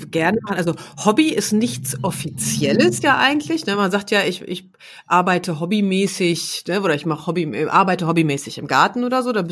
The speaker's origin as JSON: {"language": "German", "region": "West Germany", "country": "Germany", "tie": "born there", "said": "Ich wie gesagt, ich bin ja auch im Westen geboren"}